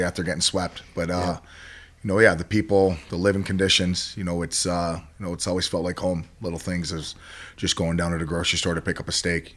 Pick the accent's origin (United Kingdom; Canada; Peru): Canada; Toronto, Ontario; where I grew up in Toronto